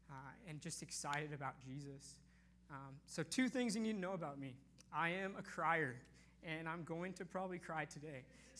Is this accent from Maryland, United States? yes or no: no; North Bend, Washington, United States; I grew up in North Bend, about 30 minutes east of here, to wonderful family.